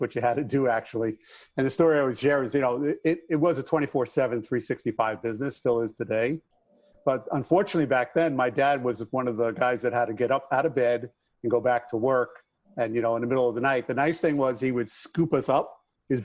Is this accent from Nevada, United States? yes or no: no; Long Island, New York, United States; accent: New York; moved away as an adult; now in Arizona, United States; I grew up in a New York City union shop